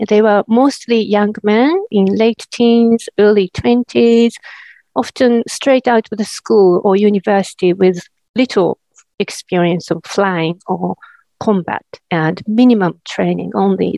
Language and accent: English; Japan; moved away as an adult; now in New Zealand; I teach in New Zealand now, but originally I come from Japan, and that's where I was educated first.